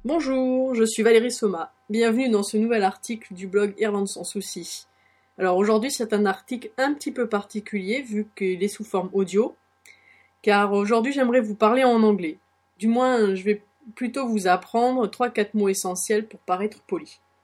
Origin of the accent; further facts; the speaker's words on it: France; accent: French; moved away as an adult; now in Ireland; je parle toujours avec mon accent français